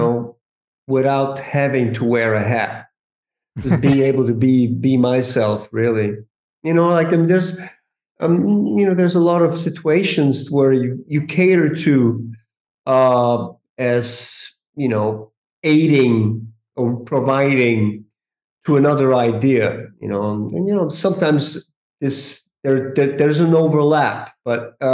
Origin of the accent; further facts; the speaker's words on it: Switzerland; moved away; also born or lived in New York; I'm originally from Switzerland.